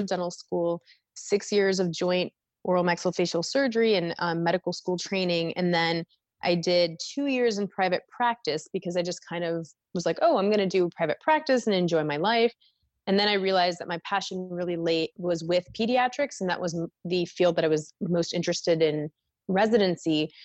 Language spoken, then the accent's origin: English; Mankato, Minnesota, United States; moved away as an adult; also born or lived in Denton, Texas; now in Philadelphia, United States; I grew up in Minnesota in a small town called Mankato